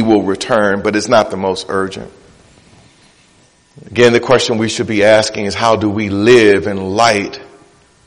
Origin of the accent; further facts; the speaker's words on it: Detroit, Michigan, United States; I'm from Detroit